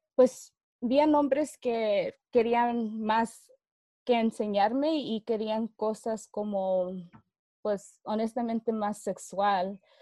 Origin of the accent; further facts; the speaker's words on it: Fresno, California, United States; yo creciendo acá en Fresno